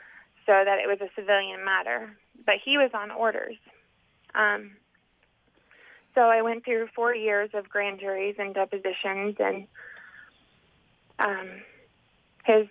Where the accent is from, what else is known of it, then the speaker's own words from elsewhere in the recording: Indiana, United States; I grew up in Indiana.